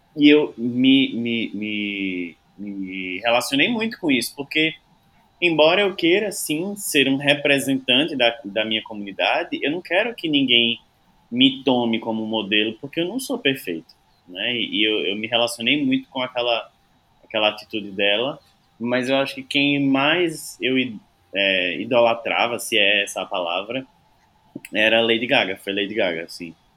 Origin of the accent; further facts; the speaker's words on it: Serra Talhada, Pernambuco, Brazil; moved away; also born or lived in Recife; eu sou de Serra Talhada, do interior de Pernambuco, fica a quatrocentos e doze quilômetros da capital